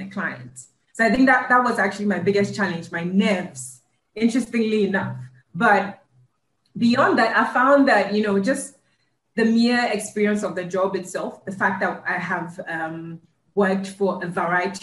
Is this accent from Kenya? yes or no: no; Ghana; moved away as an adult; also born or lived in United States